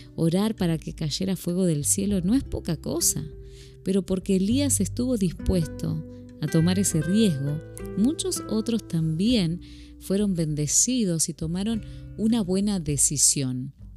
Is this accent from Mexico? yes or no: no; Argentina; moved away as an adult; now in Phoenix, United States; una argentina viviendo en Estados Unidos desde ya hace